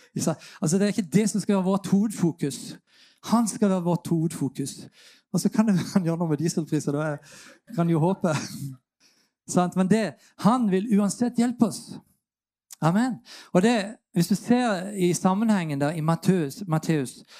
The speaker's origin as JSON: {"language": "Norwegian", "region": "Sørlandet", "country": "Norway", "said": "Jeg kommer som sørlending"}